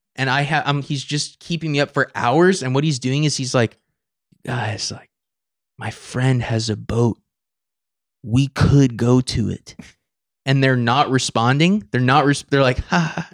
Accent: Napa, California, United States; I'm from Napa, and so if you're from Napa, San Francisco is the city

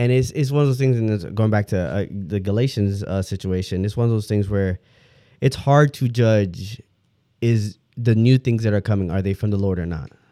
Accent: Detroit, Michigan, United States; moved away; I'm originally from Detroit

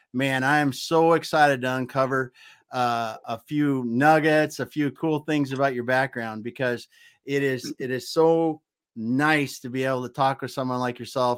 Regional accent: the Dakotas, United States; I grew up in the Dakotas

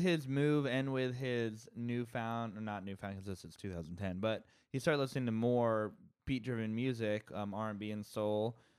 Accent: Bay Area, California, United States; also born or lived in Santa Barbara; I'm from the Bay Area and I moved back here

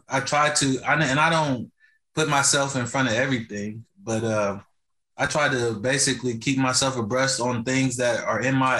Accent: Lyles Station, Indiana, United States; the community where I was raised at here in Lyle Station.

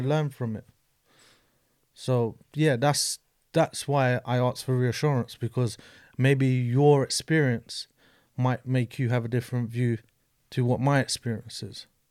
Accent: London, United Kingdom; grew up in an estate in Brixton

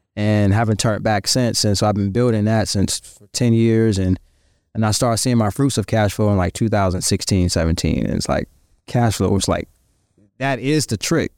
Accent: Virginia, United States; moved away; I'm from Virginia.

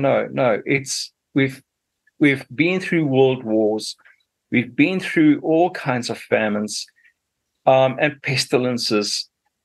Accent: Zimbabwe; moved away as an adult; also born or lived in Zambia / South Africa; now in New Zealand; I did my schooling in what was still Rhodesia those days

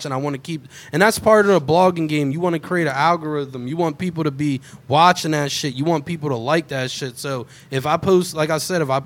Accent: New Jersey, United States; also born or lived in Philadelphia; I grew up all around Jersey

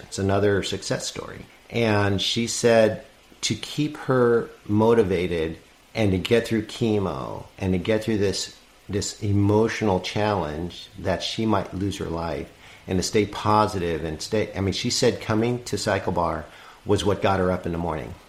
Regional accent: New York City, New York, United States; I'm from New York City

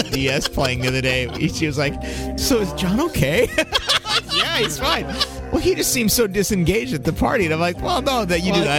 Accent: United Kingdom; I'm a Brit fag, and I had a quick perusal of the casual encounters

